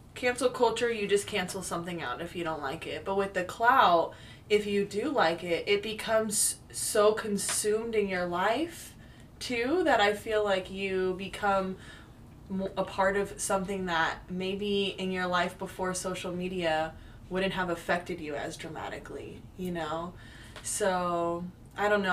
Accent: California, United States; moved away as an adult; now in Portland, United States; originally from california uh, I do love my home state

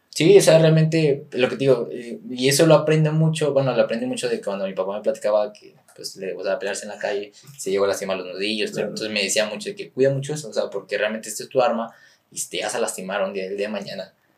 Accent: San Luis Potosí, Mexico; soy de la capital, que soy potosino

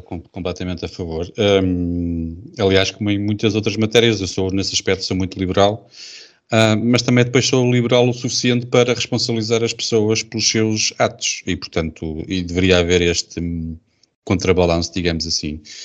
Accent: Portugal; sou português

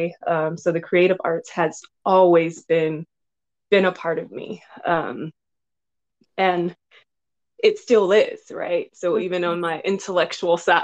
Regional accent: Los Angeles, California, United States; I grew up in South Central Los Angeles

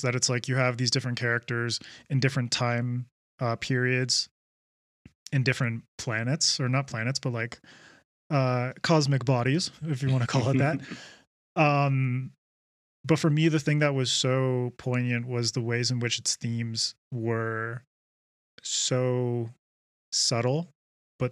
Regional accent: Vancouver Island, British Columbia, Canada; I grew up on Vancouver Island

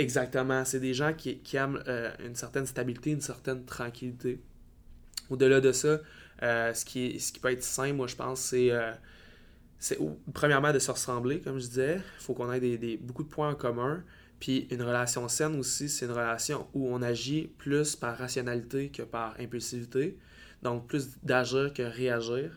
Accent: Baie-Comeau, Quebec, Canada; moved away as an adult; also born or lived in Val-d'Or; de ma petite ville natale à Bécomo, pour partir à l'université

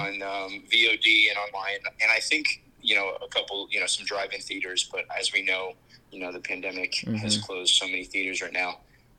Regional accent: Colorado, United States; I grew up in Colorado

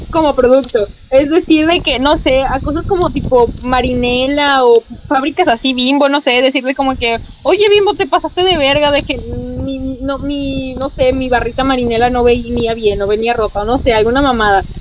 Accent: Veracruz, Mexico; moved away; soy de Veracruz

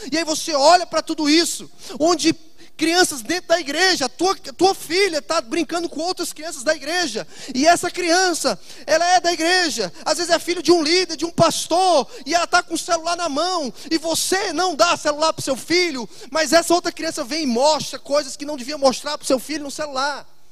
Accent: Fortaleza, Ceará, Brazil; also born or lived in Itajaí; no meu estado, na minha cidade, Fortaleza, de onde eu sou

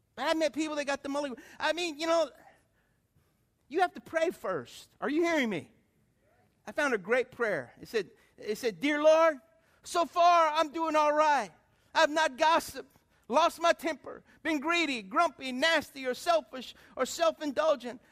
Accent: Lafayette, United States; moved away as an adult; also born or lived in New York / Atlanta / Detroit; I was a guy from Lafayette and I was living in New York, Atlanta, you know, Detroit.

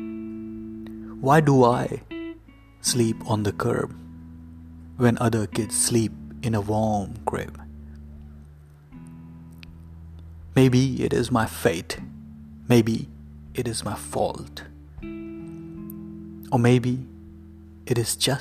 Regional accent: India; I grew up in India

